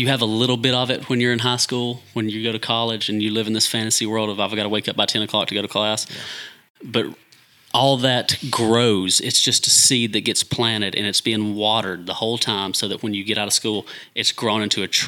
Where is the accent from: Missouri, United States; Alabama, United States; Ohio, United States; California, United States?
Alabama, United States; Hayden; moved away as an adult; now in Trussville, United States; grew up, born and raised in Hayden, graduated class of 2002